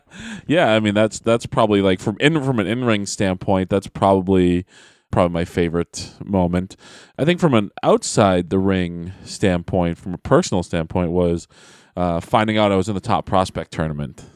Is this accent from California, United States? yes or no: no; Manchester, New Hampshire, United States; I'm from Manchester, New Hampshire